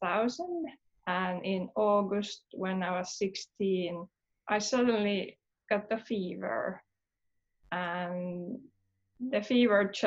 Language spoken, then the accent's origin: English; Helsinki, Uusimaa, Finland; I was born in Helsinki, Finland